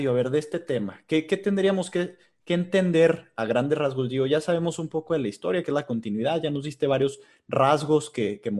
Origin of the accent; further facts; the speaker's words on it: Mexico; pensándonos un poco como, no solamente como inversionistas, sino como ciudadanos mexicanos?